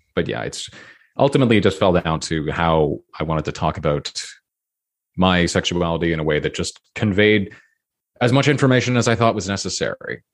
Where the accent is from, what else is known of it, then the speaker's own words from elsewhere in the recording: Toronto, Ontario, Canada; I grew up in a pretty liberal city, I grew up in Toronto